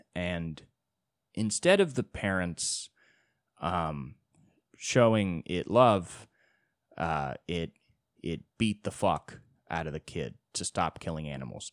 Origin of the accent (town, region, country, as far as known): United States